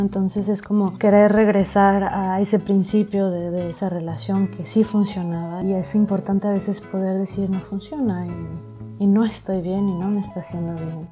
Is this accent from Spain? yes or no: no; Mexico; moved away as an adult; now in Lyon, France; soy mexicana